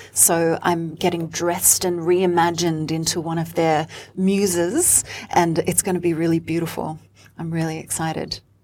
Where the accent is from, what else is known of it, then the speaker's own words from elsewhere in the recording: Sydney, New South Wales, Australia; moved away as an adult; now in Melbourne, Australia; I'm actually from Sydney. I grew up in Sydney in queer spaces as a DJ, as a performer, as a front woman of those bands